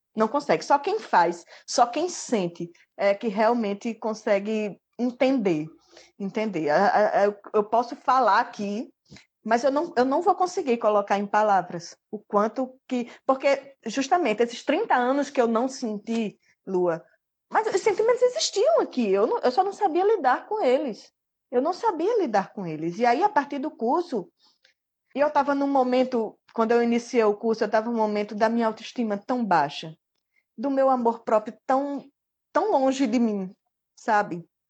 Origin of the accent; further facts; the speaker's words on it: Mossoró, Rio Grande do Norte, Brazil; also born or lived in Ilhéus, Bahia; now in Macau, Brazil; Na verdade, eu nasci na Bahia. Eu sou baiana, de Ilhéus. Mas aí eu vim para cá com cinco anos de idade e sou filha adotiva de Mossoró